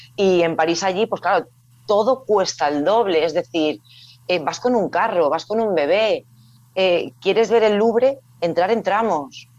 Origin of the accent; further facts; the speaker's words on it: Salamanca, Castile and León, Spain; soy de Salamanca, entonces por la proximidad a Portugal sí que es cierto que ahí con mis padres había ido pues en varias ocasiones